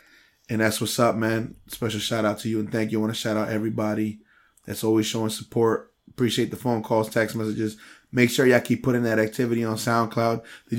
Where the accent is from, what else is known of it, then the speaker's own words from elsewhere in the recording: New Jersey, United States; first language Spanish; English is a second language; also born or lived in Dominican Republic; I'm proud to have grown up in Jersey. I still rep DR to the fullest, but I'm proud to have grown up in Jersey. And I wouldn't hesitate to raise a family here.